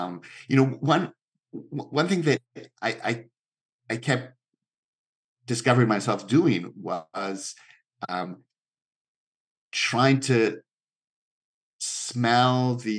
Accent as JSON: {"language": "English", "region": "Mexico City", "country": "Mexico", "tie": "born or raised there", "second_language": "English", "said": "Very similar. Very, very. I mean, so similar that it's hard to see that film as anything other than biographical"}